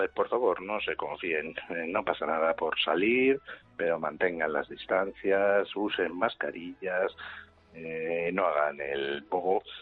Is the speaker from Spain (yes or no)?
yes; Spain; Y somos los españoles los que combinamos el cacao con el azúcar